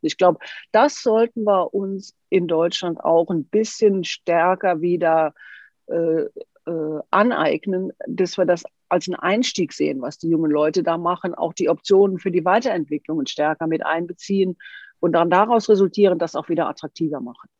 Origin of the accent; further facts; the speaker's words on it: Switzerland; Bei uns in der Schweiz